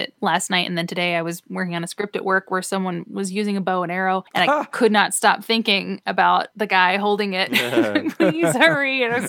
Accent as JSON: {"language": "English", "town": "Halifax", "region": "Nova Scotia", "country": "Canada", "tie": "born or raised there", "moved": "as an adult", "lives_now": "Burbank, United States", "said": "So I came from Halifax, Nova Scotia, is where I used to live before I moved to Burbank, California."}